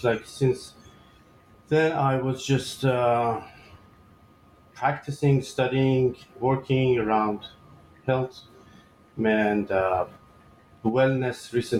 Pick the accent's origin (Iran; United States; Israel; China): Iran; moved away as an adult; now in Canada; I was born and raised in Iran back in 1984.